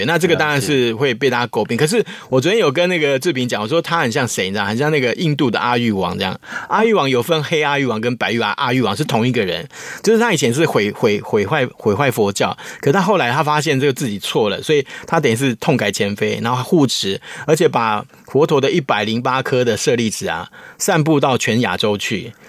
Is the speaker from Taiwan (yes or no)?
yes; Taiwan; 我们台湾人就很好玩